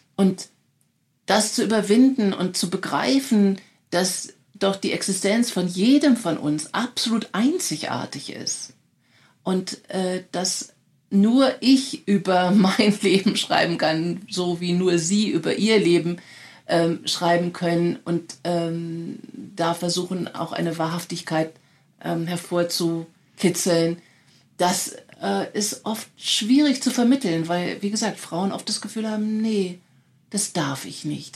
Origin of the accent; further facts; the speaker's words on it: Germany; als Deutsche